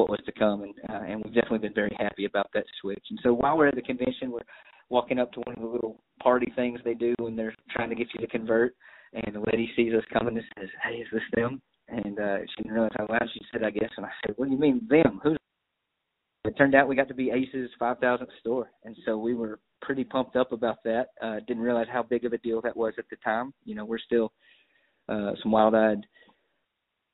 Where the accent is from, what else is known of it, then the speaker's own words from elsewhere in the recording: Brownwood, Texas, United States; also born or lived in Dallas; now in Brownwood, United States; my hometown where the in-laws and everybody was. Small town, right smack dab in the middle of Texas. Brownwood